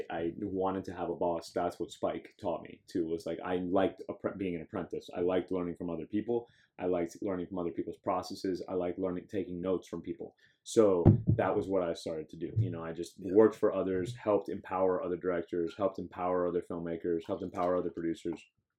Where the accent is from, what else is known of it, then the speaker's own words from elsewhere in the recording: Miami, Florida, United States; I know people from Miami, I'm from Miami.